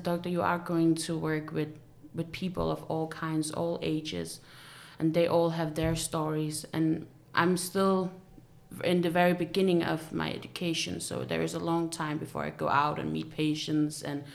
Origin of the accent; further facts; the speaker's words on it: Denmark; I was born and raised here in Denmark, but my parents are originally from Syria